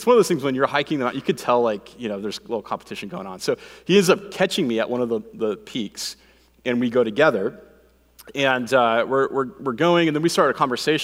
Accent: Phoenix, Arizona, United States; I grew up here in Phoenix

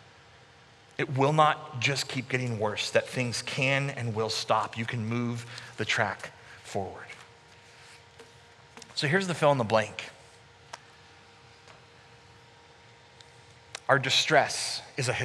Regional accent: Sacramento, California, United States; moved away as an adult; also born or lived in Canada; I moved back in 2002 from Canada back to Sacramento, and I was working at my home church

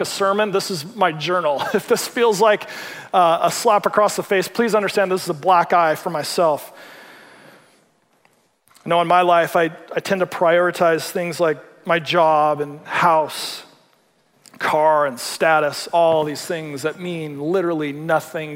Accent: Seattle, Washington, United States; I'm from the Seattle area

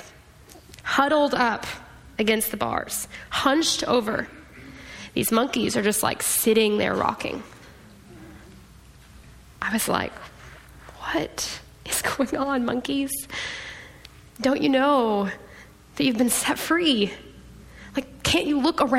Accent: Austin, Texas, United States; I'm from Austin

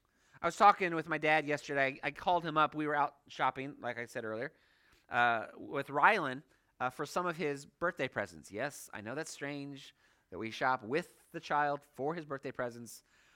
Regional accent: Hong Kong; For those of you who don't know, I grew up in Hong Kong. I have this affinity towards Chinese.

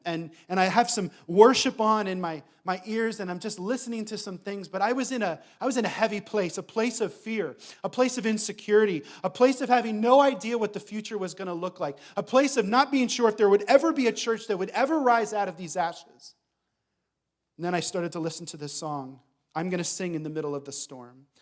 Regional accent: Reading, Pennsylvania, United States; moved away as an adult; now in Thessaloniki, Greece; we grew up in Reading, Pennsylvania

